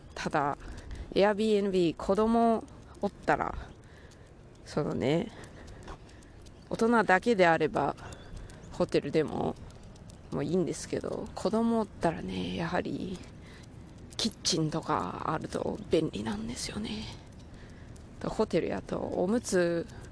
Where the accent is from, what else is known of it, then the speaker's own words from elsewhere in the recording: Takaoka, Toyama, Japan; moved away; 私の地元富山の高岡高岡市なんですけれど